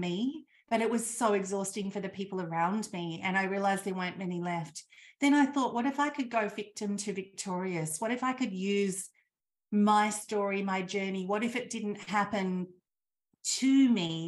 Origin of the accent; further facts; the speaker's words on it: Australia; I grew up in Australia in the country